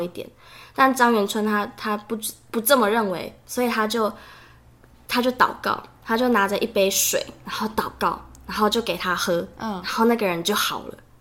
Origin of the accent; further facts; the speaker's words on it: Germany; now in Taiwan; 然后我是德国人